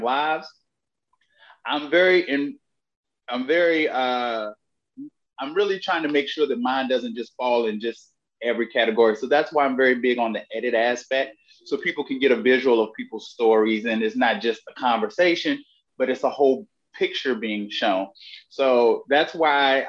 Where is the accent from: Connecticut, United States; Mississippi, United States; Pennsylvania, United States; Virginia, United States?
Virginia, United States; moved away as an adult; I grew up in Herb, Virginia